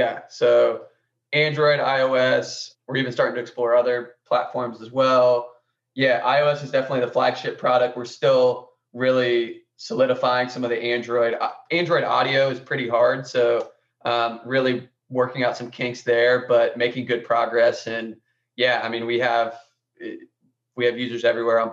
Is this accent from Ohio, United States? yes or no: yes; Columbus, Ohio, United States; I grew up in Columbus, Ohio, which is where I'm currently living now